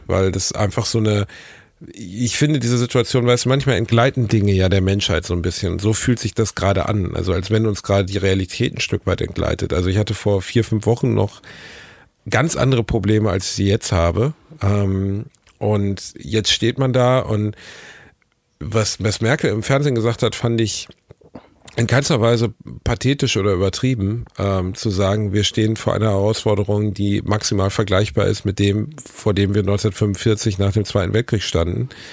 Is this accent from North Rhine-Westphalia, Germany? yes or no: yes; North Rhine-Westphalia, Germany; ich bin Ostwestfale